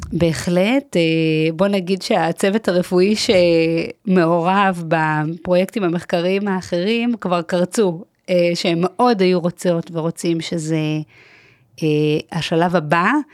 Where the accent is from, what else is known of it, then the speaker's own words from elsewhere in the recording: Herzliya, Tel Aviv District, Israel; השכונה שגדלתי בה הייתה שכונת נווה עמל, שביב, בהרצליה